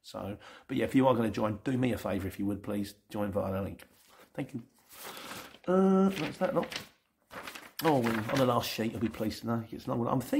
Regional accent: London, United Kingdom; I'm not a Cockney, I'm from Lennon

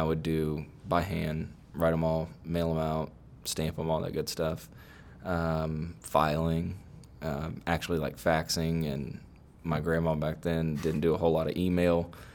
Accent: Sugar Land, Texas, United States; I've actually was born and raised in Sugarland.

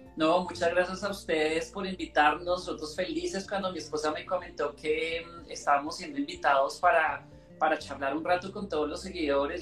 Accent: Bogotá, Colombia; born or raised there

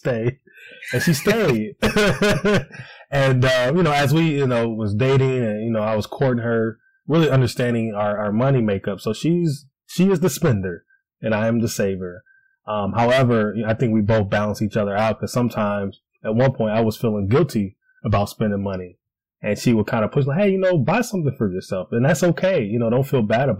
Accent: Cleveland, Ohio, United States; moved away as an adult; now in Columbus, United States; I'm originally from Cleveland, but moved down to Columbus, Ohio.

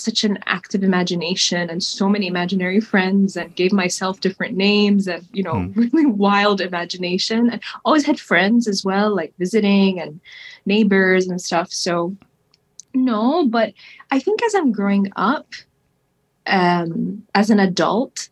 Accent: Kuwait; moved away as an adult; also born or lived in United States / London, United Kingdom; I was born there, raised there. I lived in Kuwait for 18 years

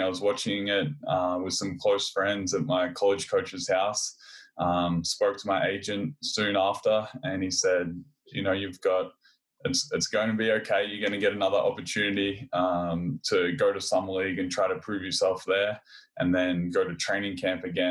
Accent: Australia; also born or lived in California; I grew up in Australia in a small country town. I moved away from home when I was 16 to go to the Australian Institute of Sport

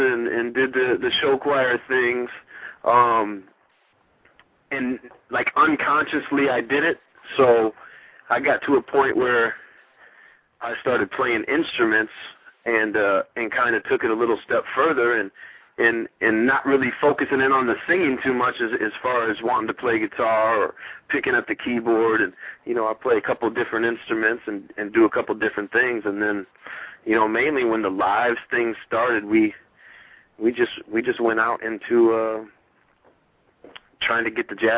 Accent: Iowa, United States; moved away as an adult; also born or lived in Arizona / Los Angeles / Philadelphia; I grew up born and raised in Iowa.

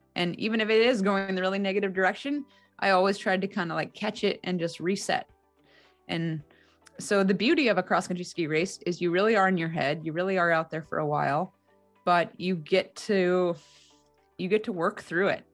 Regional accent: Alaska, United States; also born or lived in Salt Lake City, Utah; Growing up in Alaska was an incredibly unique experience

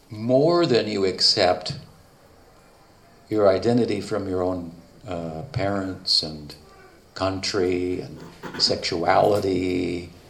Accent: Argentina; Pero un parte del ah, karma de nosotros está que somos suramericanos, somos argentinos

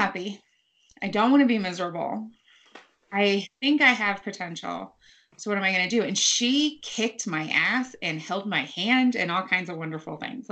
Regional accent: United States; I was born in the United States

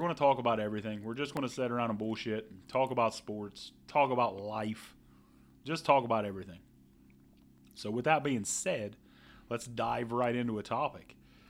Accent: Ohio, United States; And we are from Ohio, by the way. If you do not know us, we are a couple Ohio boys.

